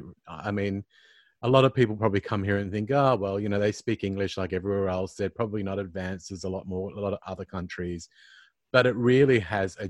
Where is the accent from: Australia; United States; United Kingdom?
Australia; Queensland; now in Sydney, Australia; I'm originally from Queensland. And all my family is still there. And I only moved to Sydney